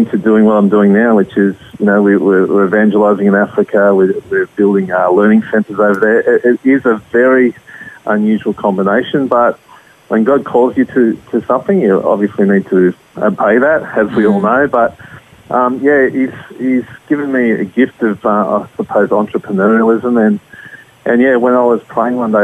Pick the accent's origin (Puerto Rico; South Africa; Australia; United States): Australia; as Australians